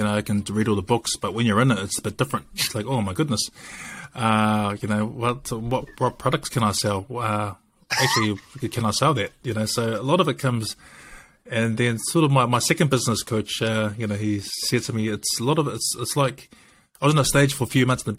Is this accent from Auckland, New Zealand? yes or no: no; Dunedin, Otago, New Zealand; I grew up mostly in Dunedin most of my life